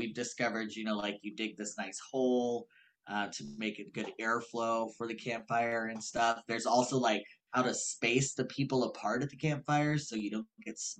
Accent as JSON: {"language": "English", "region": "Northern California", "country": "United States", "tie": "born or raised there", "moved": "yes", "said": "I grew up in Northern California, up"}